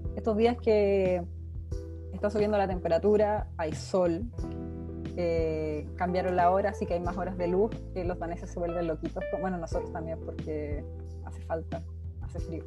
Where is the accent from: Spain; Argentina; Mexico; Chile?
Chile; Santiago, Santiago Metropolitan Region; moved away as an adult; now in Denmark; yo soy de Santiago